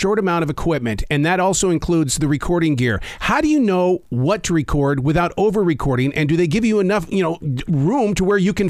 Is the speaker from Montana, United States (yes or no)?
yes; Montana, United States; now in Carolina, United States; I'm from Montana. I know that mountain range.